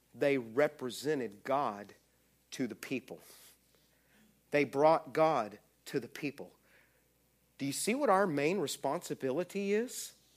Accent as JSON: {"language": "English", "region": "Texas", "country": "United States", "said": "I'm from Texas"}